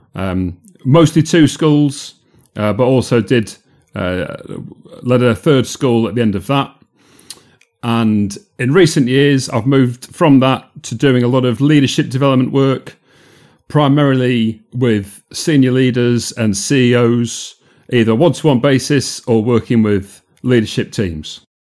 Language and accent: English; Yorkshire and the Humber, United Kingdom; moved away as an adult; also born or lived in Manchester / London; I'm from South Yorkshire